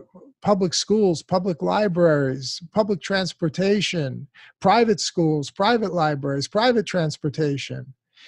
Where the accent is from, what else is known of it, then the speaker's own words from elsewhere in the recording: United States; as an American born and raised in this country